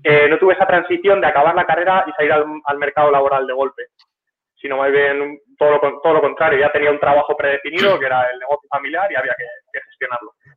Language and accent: Spanish; near Rojales, Valencian Community, Spain; Y de mi pueblo a Rojales habrá como 8, kilómetros